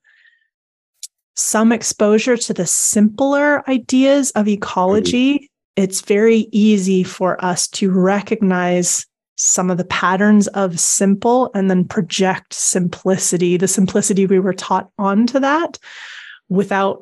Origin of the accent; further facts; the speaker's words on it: Canada; now in United Kingdom; I mean, I live in the UK now, but I grew up in Canada.